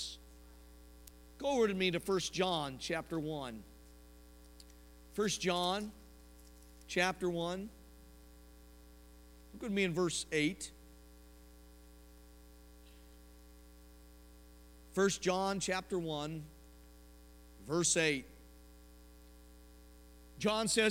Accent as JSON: {"language": "English", "town": "Denver", "region": "Colorado", "country": "United States", "moved": "yes", "said": "I'm from Denver"}